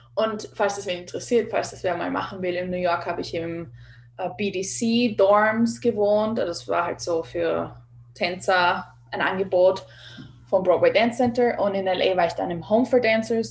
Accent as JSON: {"language": "German", "region": "Vienna", "country": "Austria", "tie": "born or raised there", "moved": "as an adult", "lives_now": "Los Angeles, United States", "said": "Ich bin ursprünglich aus Wien, geboren und aufgewachsen, bin halb Kubanerin"}